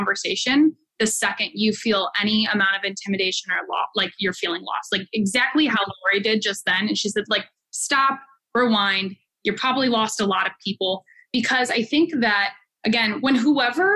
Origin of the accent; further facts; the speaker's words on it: Midwest, United States; I'm from the Midwest.